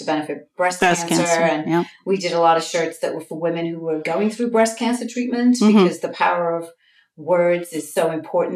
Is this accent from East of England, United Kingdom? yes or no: no; Liverpool, North West England, United Kingdom; moved away as an adult; also born or lived in Florida, United States / California, United States; now in New York, United States; I'm a native of England. I was born and raised in Liverpool, England.